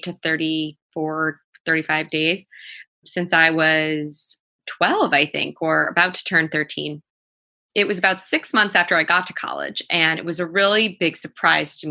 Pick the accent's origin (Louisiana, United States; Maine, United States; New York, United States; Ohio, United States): New York, United States; also born or lived in Baltimore; because I'm from New York, when I was home in New York for that summer